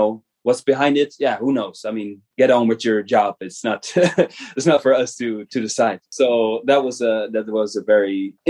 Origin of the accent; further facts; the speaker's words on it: middle of the Netherlands, central Netherlands, Netherlands; born in the Netherlands 34 years ago. Wow, it's been a long time. I was born in the middle of the Netherlands, middle of the country. And my father was born himself in a family that you know goes back, traces back in the Netherlands and this area for centuries, many generations.